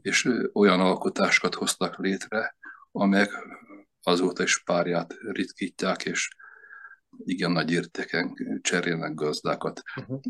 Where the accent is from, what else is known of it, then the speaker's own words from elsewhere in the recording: Komló, Baranya, Hungary; also born or lived in Veszprém; now in Veszprém area, Hungary; Komló laktunk gyerekkoromban